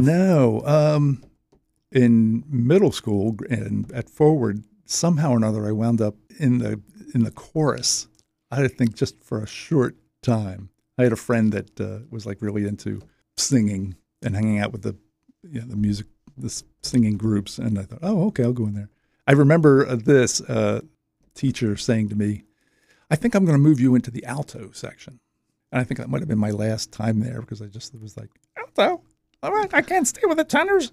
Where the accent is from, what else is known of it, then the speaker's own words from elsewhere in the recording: Wilmington, Delaware, United States; grew up as a North Wilmington kid